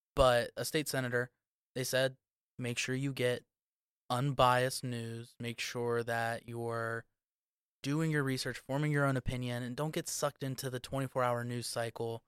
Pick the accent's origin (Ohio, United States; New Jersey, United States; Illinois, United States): Ohio, United States; Central; I'm from Central Ohio